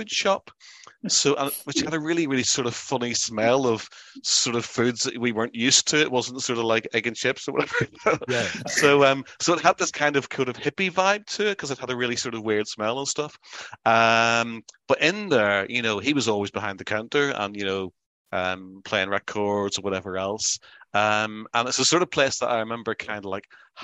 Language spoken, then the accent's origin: English; Belfast, Northern Ireland, United Kingdom; We grew up in Belfast.